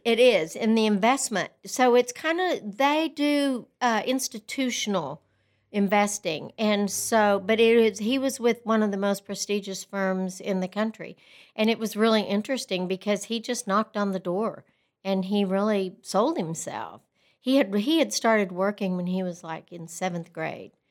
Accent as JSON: {"language": "English", "town": "Lubbock", "region": "Texas", "country": "United States", "tie": "born or raised there", "also_born_or_lived": "Brownfield, Texas", "said": "I grew up in Brownfield, Texas, which is a little town about thirty miles outside of Lubbock, and my father owned the newspaper there, and when I was in fifth grade, we, he sold the newspaper, and we moved to Lubbock"}